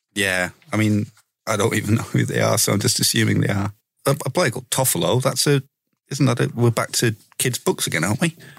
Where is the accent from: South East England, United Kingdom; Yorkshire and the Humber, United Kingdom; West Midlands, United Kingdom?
Yorkshire and the Humber, United Kingdom; Leeds; I'm fucking from Leeds